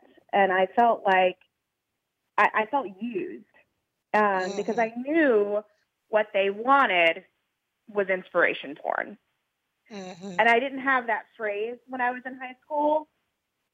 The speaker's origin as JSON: {"language": "English", "region": "Louisiana", "country": "United States", "tie": "born or raised there", "said": "where I was growing up in Louisiana"}